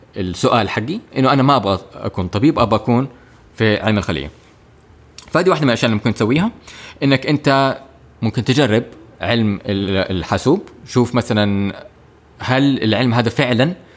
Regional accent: Jeddah, Makkah Province, Saudi Arabia; also born or lived in Cairo, Egypt / United Kingdom; انا تخرجت من مدرسه دار الفكر في هنا في جده

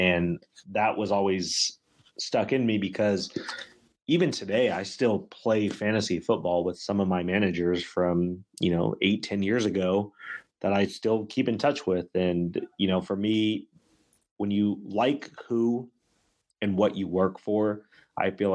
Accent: Sacramento, California, United States; being from and in Sacramento

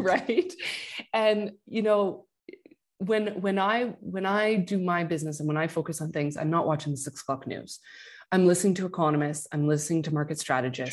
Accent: Quebec, Canada; I'm from Quebec.

